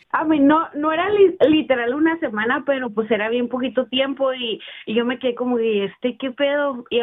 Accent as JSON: {"language": "Spanish", "town": "Ensenada", "region": "Baja California", "country": "Mexico", "said": "De Ensenada."}